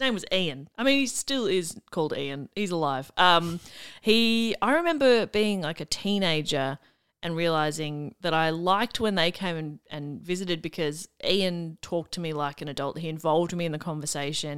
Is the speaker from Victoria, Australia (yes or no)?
yes; Melbourne, Victoria, Australia; I grew up in the mean streets of Wanturna South and then Mount Waverley, the southeastern suburbs of Melbourne